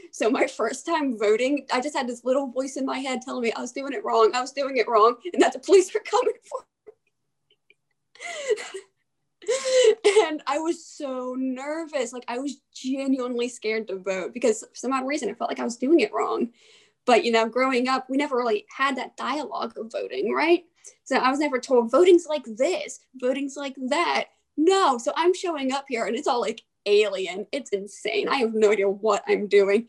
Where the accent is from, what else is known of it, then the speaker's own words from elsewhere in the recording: Aberdeen, Maryland, United States; also born or lived in Havre de Grace, Maryland; now in Frostburg, United States; I am originally from the Aberdeen Havre Grace area. I lived in both cities most of my childhood.